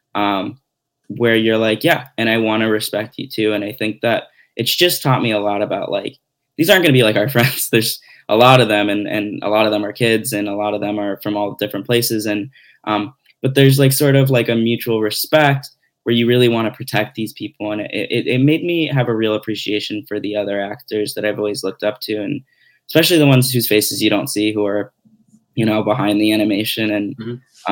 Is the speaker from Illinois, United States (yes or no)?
yes; Glenview, Illinois, United States; So I grew up outside of Chicago